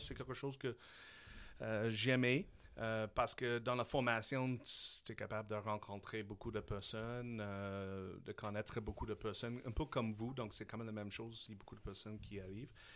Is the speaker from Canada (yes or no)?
yes; Saskatchewan, Canada; French is a second language; moved away as an adult; also born or lived in Switzerland / Taiwan; now in Quebec, Canada; je suis un gars de la Saskatchewan